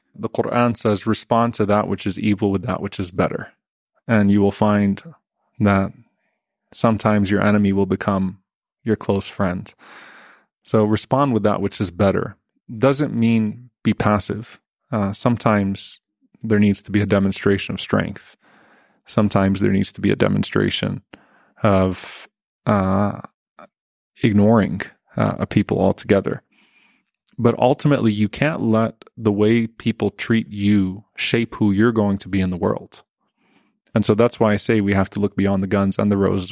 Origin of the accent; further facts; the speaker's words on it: United States; we have to carry ourselves as proud American Muslims